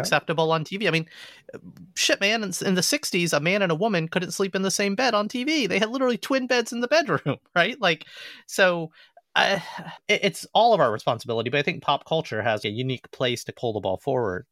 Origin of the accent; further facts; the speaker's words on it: the South, United States; growing up in Southern majority society